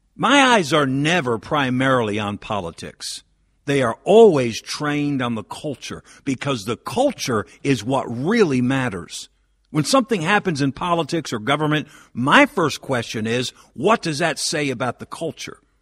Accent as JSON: {"language": "English", "region": "Northeast", "country": "United States", "tie": "born or raised there", "said": "as a lifelong Northeasterner"}